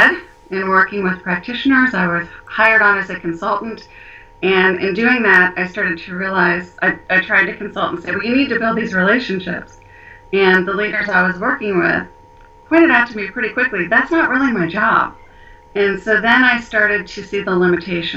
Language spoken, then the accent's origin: English; Cincinnati, Ohio, United States; moved away as an adult; also born or lived in Alaska / Florida / Nebraska; now in Fort Worth, United States; we grew up in Cincinnati, Ohio.